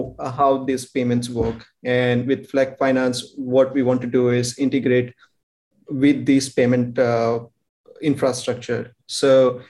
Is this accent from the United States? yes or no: no; India; we are from India.